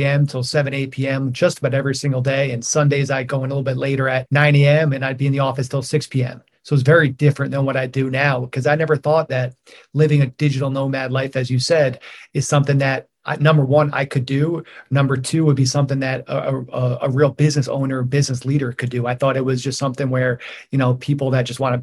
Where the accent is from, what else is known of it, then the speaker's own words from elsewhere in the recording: New York, United States; moved away as an adult; also born or lived in Boston; I grew up in New York